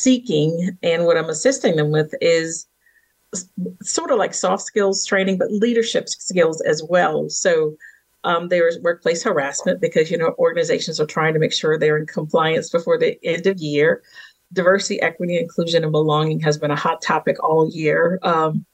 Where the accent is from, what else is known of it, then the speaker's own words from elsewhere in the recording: Virginia, United States; born and raised in the South in Virginia and raised on a farm